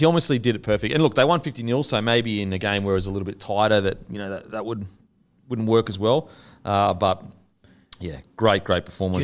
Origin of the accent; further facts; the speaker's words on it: Australia; as an Australian